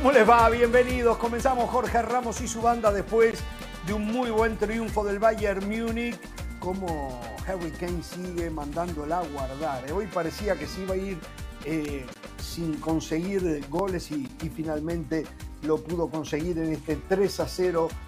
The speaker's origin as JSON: {"language": "Spanish", "country": "Uruguay"}